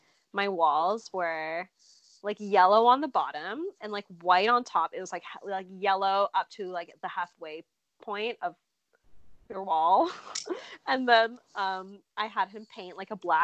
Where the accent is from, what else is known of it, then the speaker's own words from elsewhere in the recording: Barrie, Ontario, Canada; I moved around a lot within Barrie, Ontario, which is where that's my hometown